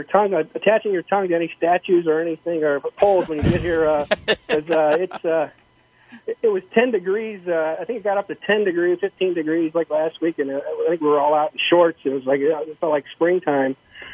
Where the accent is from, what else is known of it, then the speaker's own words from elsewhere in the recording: Cleveland, Ohio, United States; moved away as an adult; now in Minneapolis, United States; I grew up in Cleveland.